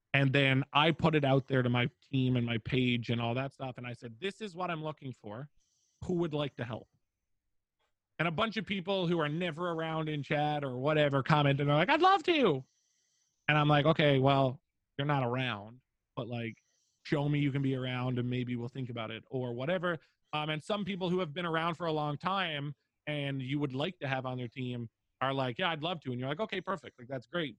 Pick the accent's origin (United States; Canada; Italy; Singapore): Canada; Newfoundland and Labrador; I'm a Newfoundlander from Canada